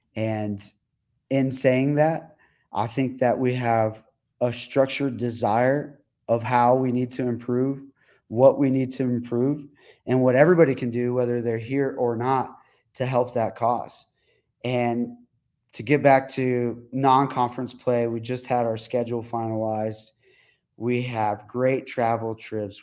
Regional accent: El Paso, Texas, United States; my hometown

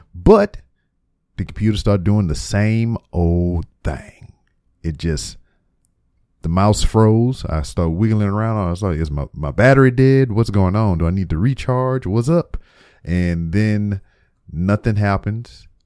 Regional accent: Lake Charles, Louisiana, United States; moved away as an adult; now in Houston, United States; my hometown of Lake Charles, Louisiana

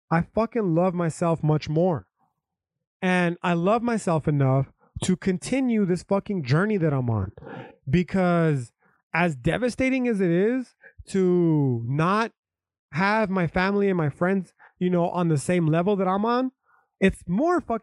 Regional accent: United States; I'm an American is because I was born on a fucking patch of dirt

